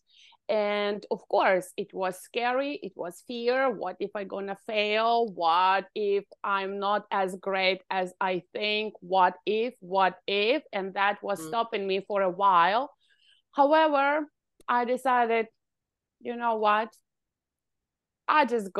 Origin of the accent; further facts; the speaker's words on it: Ukraine; moved away as an adult; now in Canada; I was born in Ukraine and I finished university